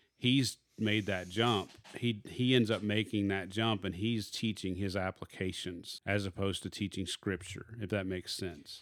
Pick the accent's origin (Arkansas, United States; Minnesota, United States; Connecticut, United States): Arkansas, United States; I am from Arkansas